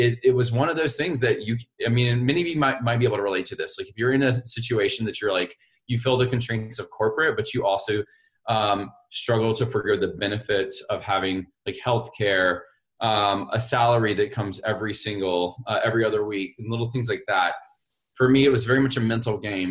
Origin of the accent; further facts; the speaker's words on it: Montgomery, Alabama, United States; I was born and raised in Montgomery, Alabama